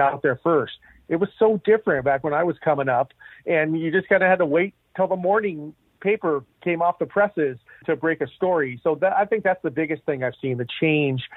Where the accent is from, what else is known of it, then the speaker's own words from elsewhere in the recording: Santa Maria, California, United States; growing up on the Central Coast in Santa Maria, in California